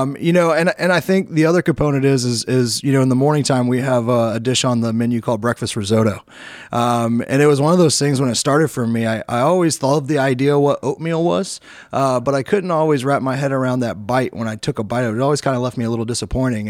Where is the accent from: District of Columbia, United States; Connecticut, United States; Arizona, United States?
District of Columbia, United States; Washington; moved away as an adult; come back to my hometown area